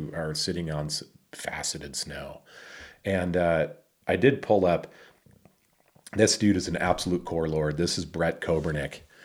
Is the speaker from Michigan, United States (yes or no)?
yes; Michigan, United States; moved away; my hometown of Michigan. I grew up with Cobb, A K A Cowboy